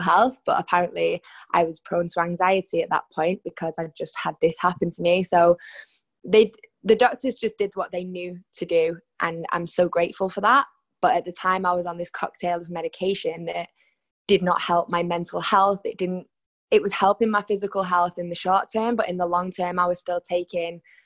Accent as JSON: {"language": "English", "town": "Salford", "region": "North West England", "country": "United Kingdom", "tie": "born or raised there", "moved": "as an adult", "lives_now": "Barcelona, Spain", "said": "Growing up in Salford in Manchester"}